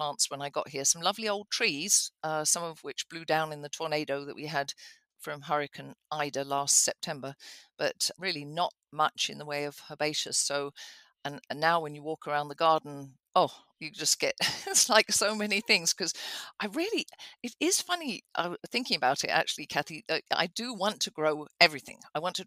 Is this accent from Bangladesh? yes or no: no; England, United Kingdom; moved away; I grew up in England with cottage gardens